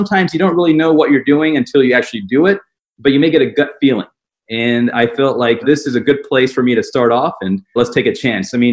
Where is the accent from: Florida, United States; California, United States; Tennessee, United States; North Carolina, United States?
Tennessee, United States; Nashville; also born or lived in Atlanta, Georgia / Birmingham, Alabama; I grew up in Nashville, Tennessee, small town, and always lived in the South.